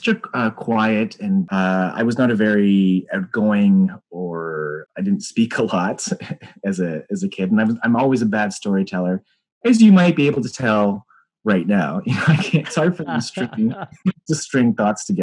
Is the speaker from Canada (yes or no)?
yes; Aurora, Ontario, Canada; I grew up in Aurora, Ontario